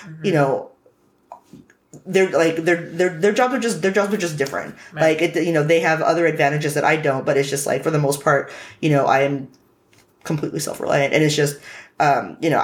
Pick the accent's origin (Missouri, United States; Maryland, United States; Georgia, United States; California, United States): California, United States; Hayward; also born or lived in San Diego; I was raised in Hayward